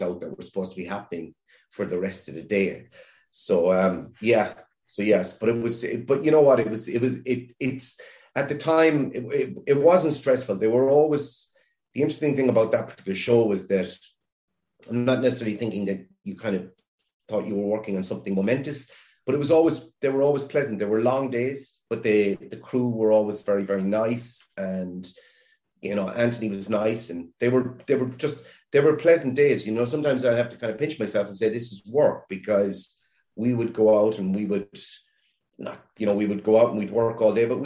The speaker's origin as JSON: {"language": "English", "country": "Ireland", "said": "as an Irish person"}